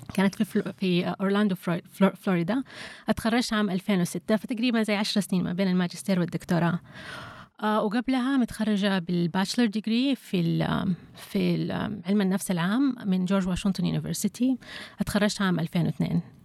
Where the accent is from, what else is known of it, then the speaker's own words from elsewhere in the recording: Saudi Arabia; عندنا في السعوديه